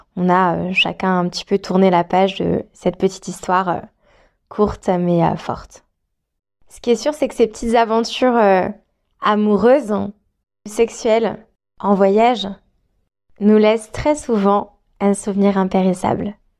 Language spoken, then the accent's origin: French; France; moved away as an adult; also born or lived in Australia; moi je suis française